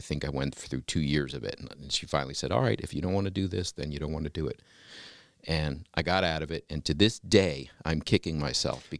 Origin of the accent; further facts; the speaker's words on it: Mill Creek Town, Maryland, United States; I grew up in between Gaithersburg and Rockville, Maryland, a little town called Mill Creek Town